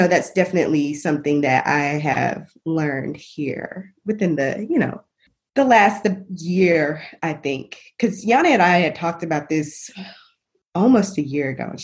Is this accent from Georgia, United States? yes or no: no; Little Rock, Arkansas, United States; moved away; I'm from born and raised in Little Rock, Arkansas / North Little Rock